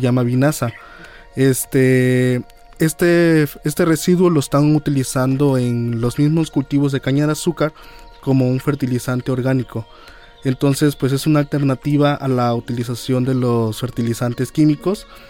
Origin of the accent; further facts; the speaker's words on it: Chichicaxtle, Veracruz, Mexico; Yo vengo de la localidad de Chichicaxle, de aquí del municipio de Puente Uy, Nacional